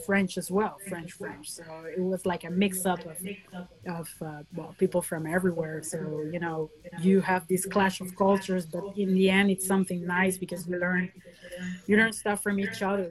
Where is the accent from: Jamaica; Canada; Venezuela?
Venezuela; moved away; also born or lived in France; I was born in Venezuela